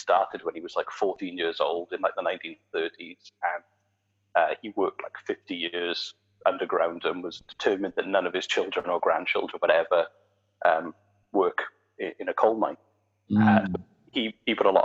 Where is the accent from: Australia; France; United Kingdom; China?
United Kingdom; South Wales Valleys; moved away as an adult; now in Nova Scotia, Canada; I grew up in the South Wales Valley